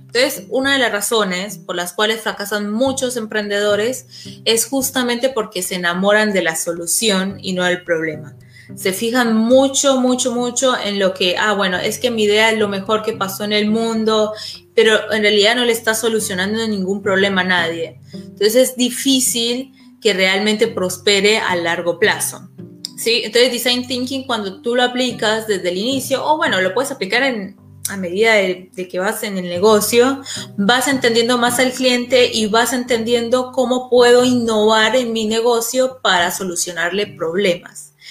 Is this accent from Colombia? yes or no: yes; Colombia; moved away as an adult; now in Argentina; yo soy colombiana, yo vivo en Argentina hace 10 años